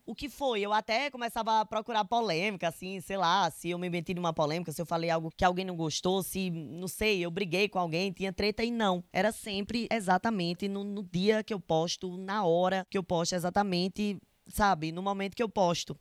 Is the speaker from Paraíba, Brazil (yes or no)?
yes; interior of Paraíba, Brazil; accent: Nordestino; é interior da Paraíba, sabe? O meu sotaque é muito forte